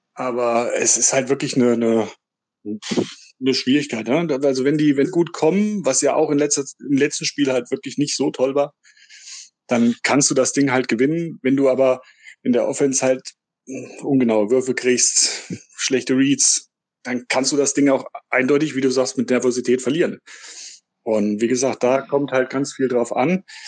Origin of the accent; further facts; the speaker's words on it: Gemünden, Hesse, Germany; ich komme aus dem schönen Nordhessen, Gmünden bei Marburg